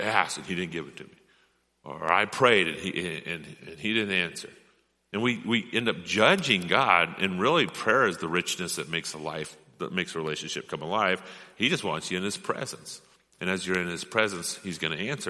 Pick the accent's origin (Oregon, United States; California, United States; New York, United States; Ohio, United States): Oregon, United States; Rogue River; I grew up on the Rogue River.